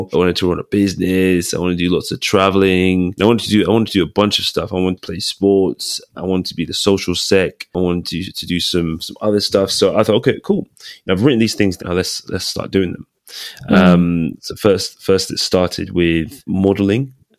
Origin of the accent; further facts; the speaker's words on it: Nigeria; I'm from a very medical family. Father's a doctor, mom's a nurse. So, and guess what? We're Nigerian.